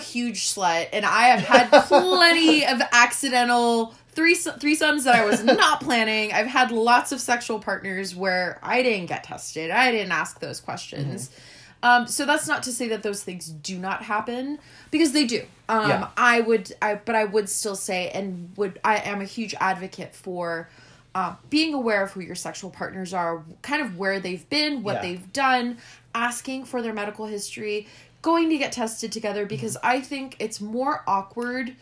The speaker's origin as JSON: {"language": "English", "town": "Los Angeles", "region": "California", "country": "United States", "tie": "born or raised there", "said": "Growing up in America, yeah. growing up in Los Angeles"}